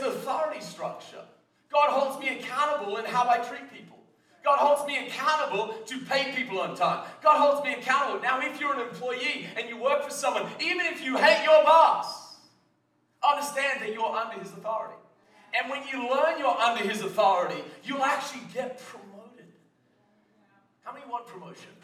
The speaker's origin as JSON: {"language": "English", "country": "Australia", "moved": "yes", "said": "I come from Australia"}